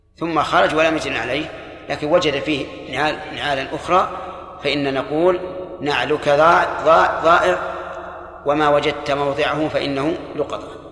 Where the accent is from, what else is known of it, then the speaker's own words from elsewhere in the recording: Saudi Arabia; عندنا في السعودية